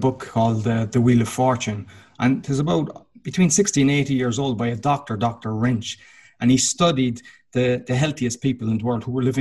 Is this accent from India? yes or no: no; Ireland; now in Poland; I'm Irish, I live in Poland